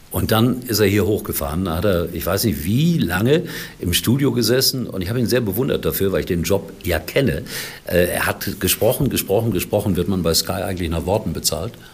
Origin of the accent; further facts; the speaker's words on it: Gelsenkirchen, North Rhine-Westphalia, Germany; Ich bin noch groß geworden in der Glückaufkampfbahn.